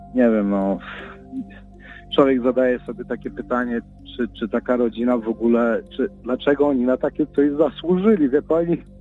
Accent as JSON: {"language": "Polish", "town": "Chicago", "region": "Illinois", "country": "United States", "tie": "born or raised there", "said": "wychowaliśmy się na Jackowie jako dzieci"}